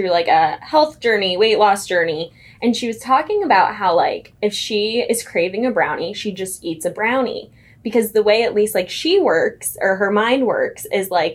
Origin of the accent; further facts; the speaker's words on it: Iowa, United States; now in Kansas City, United States; I'm like, Iowa.